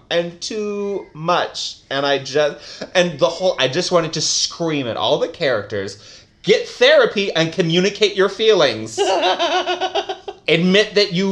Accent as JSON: {"language": "English", "region": "Southern California", "country": "United States", "tie": "born or raised there", "said": "I'm from SoCal"}